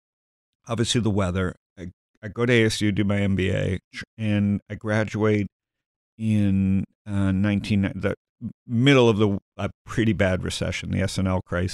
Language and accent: English; Toronto, Ontario, Canada; You know, I grew up in Toronto, and I grew up, I'm born in 65.